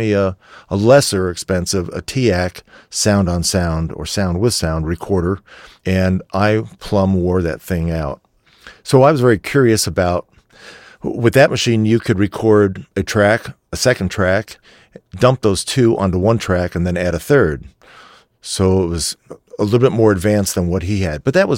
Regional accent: Warren Township, New Jersey, United States; I'm from Warren Township, New Jersey

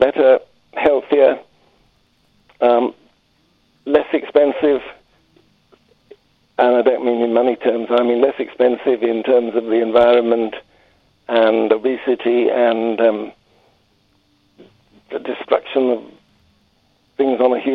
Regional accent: London, United Kingdom; now in Harrogate, United Kingdom; I'm a Londoner, but I've moved steadily northwards

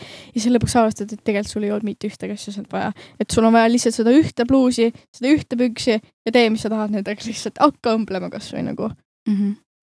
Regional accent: Harju County, Estonia; me mõlemad oleme Harjumaalt

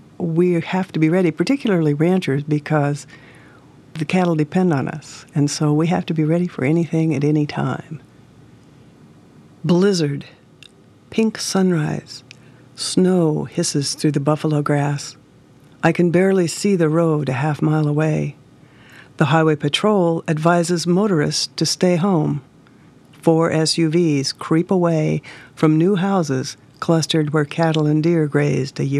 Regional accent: Hermosa, South Dakota, United States; I'm from Hermosa, South Dakota. I live on a ranch 5 miles south of that town

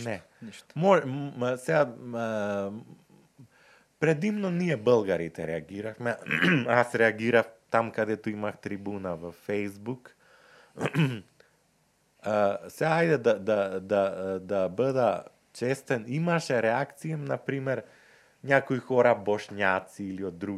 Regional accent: North Macedonia; ние којто сме од Скопје, Куманово, Крива Паланка

